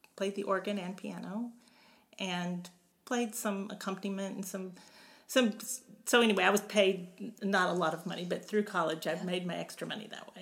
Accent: Beaumont, Texas, United States; also born or lived in Kansas / Houston, Texas; we moved to Beaumont, and then I grew up in Beaumont from from then on through college

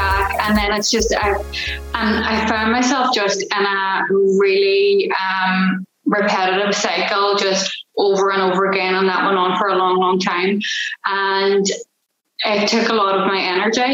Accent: Ireland; I'm from Ireland, and I am an accountability coach

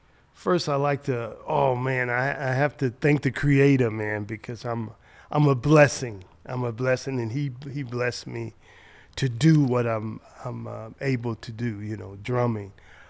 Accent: Chicago, Illinois, United States; So on Lake Park, 4604 South Lake Park in Chicago.

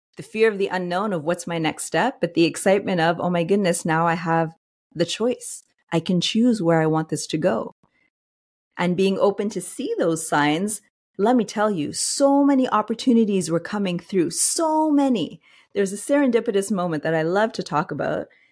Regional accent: Montreal, Quebec, Canada; I'm originally from Montreal

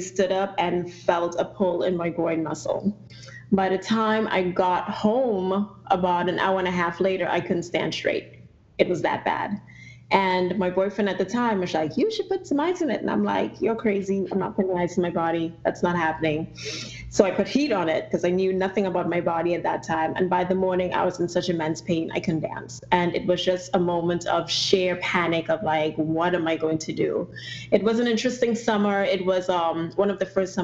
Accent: Trinidad & Tobago; moved away as an adult; now in United States; If you do detect an accent, I'm originally from Trinidad and Tobago

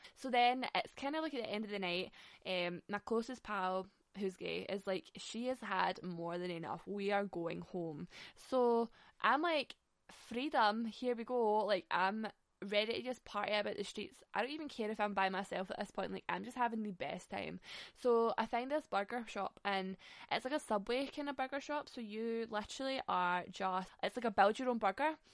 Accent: Glasgow, Scotland, United Kingdom; we're from Glasgow.

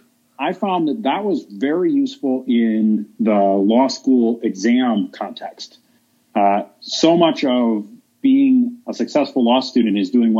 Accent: Cleveland, Ohio, United States; I'm from Cleveland, Ohio, originally.

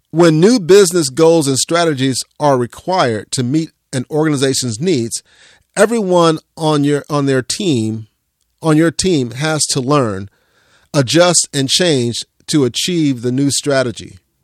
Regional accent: Central Florida, United States; growing up in Central Florida

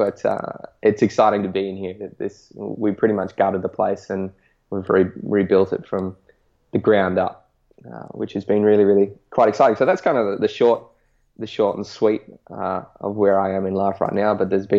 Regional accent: Northern Territory, Australia; moved away; also born or lived in Canberra, Australian Capital Territory; So I'm 26 now. I grew up, born and raised in the Northern Territory, so the top half of Australia that's stinking hot.

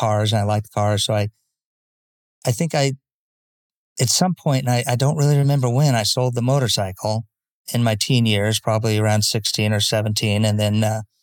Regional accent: Escondido, California, United States; grew up in San Diego, Northern County, it was called. It was a little place called Escondido.

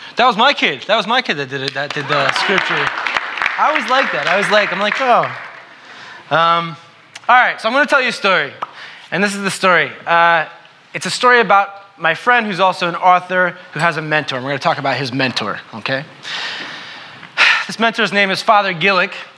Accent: New York, United States; I'm from New York, right? And so I like to say, I'm from New York, I'm a New Yorker

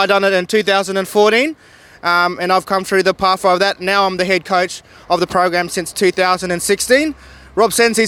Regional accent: Broome, Western Australia, Australia; now in Canberra, Australia; I'm a broom man from Yarru. So I moved from Sunny Broom down to Canberra

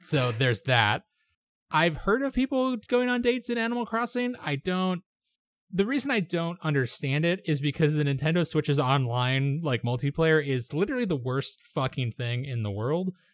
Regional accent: United States; I'm an American

